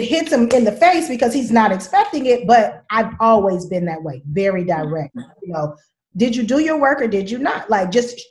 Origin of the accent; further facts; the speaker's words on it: Richmond, California, United States; I'm from Richmond